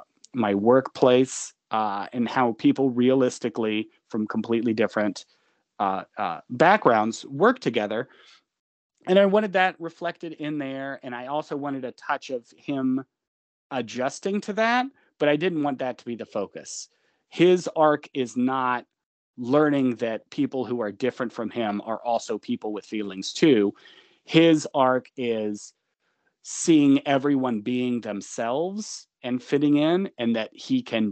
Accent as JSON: {"language": "English", "region": "Georgia", "country": "United States", "said": "I'm from Georgia. I wouldn't say rural, but it was definitely like horse country."}